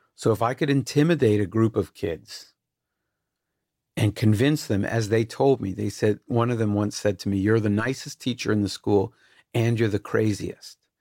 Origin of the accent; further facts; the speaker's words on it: Canada; I'm Canadian and white